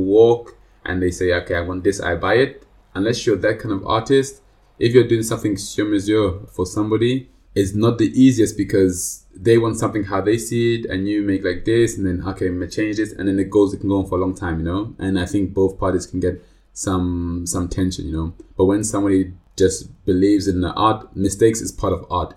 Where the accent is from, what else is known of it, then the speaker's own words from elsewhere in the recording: London, United Kingdom; now in Switzerland; I'm from London, England